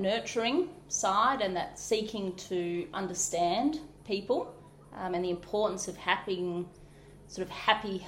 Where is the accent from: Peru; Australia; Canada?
Australia; Pilbara, Western Australia; also born or lived in Shay Gap / Yarrie Station; now in Harvey, Australia; So I grew up in the Pilbara in mining towns